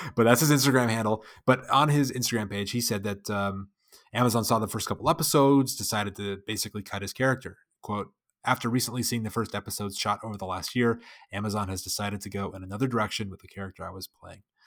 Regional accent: United States; I'm an American

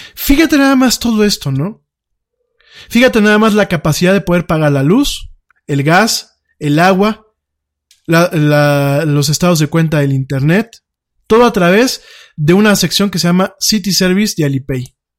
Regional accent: Mexico; nuestro país

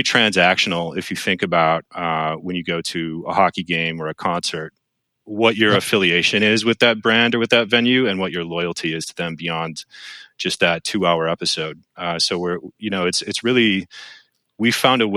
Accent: Milwaukee, Wisconsin, United States; I'm from Milwaukee.

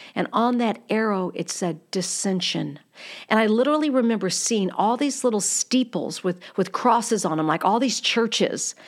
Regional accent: United States

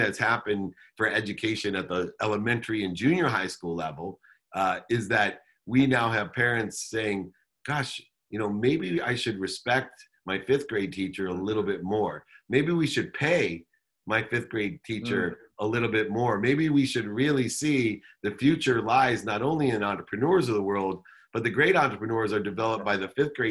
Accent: Southern California, United States; also born or lived in Akron, Ohio / Los Angeles; grew up in Akron, Ohio till I was 9, moved to Southern California, went to college in Los Angeles.

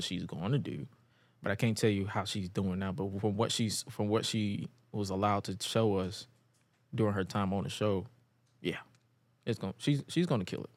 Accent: Atlanta, Georgia, United States; I was raised in the west side, so I'm all over Atlanta

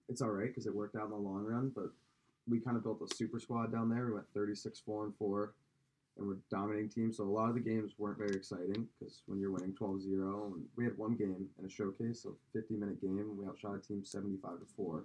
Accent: Kansas City, United States; I grew up playing hockey in Kansas City

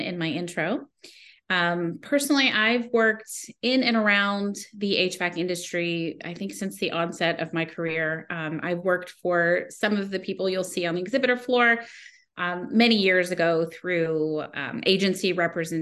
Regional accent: the South, United States; now in Connecticut, United States; I grew up in the South.

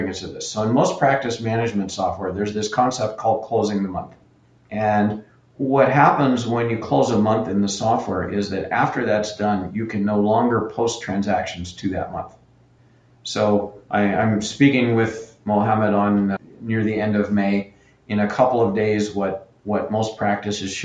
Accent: Canada; I'm Canadian

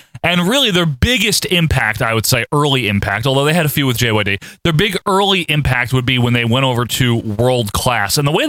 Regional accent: Northeast, United States; we're from the Northeast

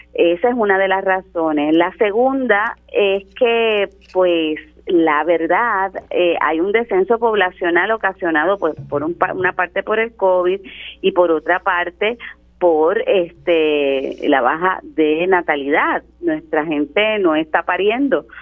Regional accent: Puerto Rico; nuestra naturaleza como puertorriqueños

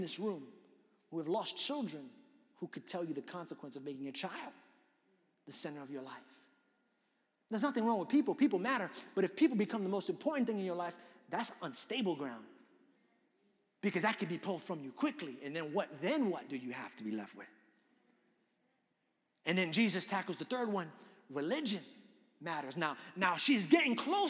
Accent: New York, United States; I grew up in New York

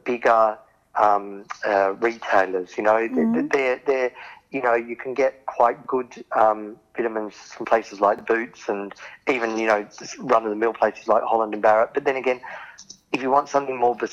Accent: Australia; I'm from Oz

